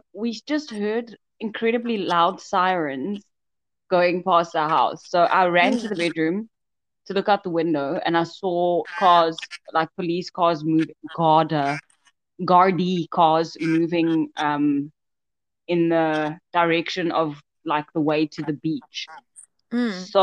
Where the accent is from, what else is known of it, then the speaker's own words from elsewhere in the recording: South Africa; moved away; also born or lived in Hatfield; we're from South Africa